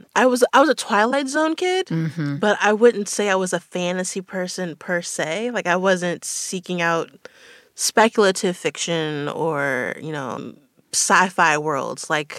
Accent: Maryland, United States; I grew up in Maryland

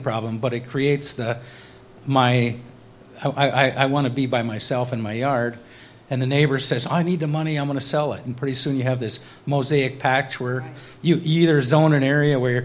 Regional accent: Ely, Minnesota, United States; I'm from Ely.

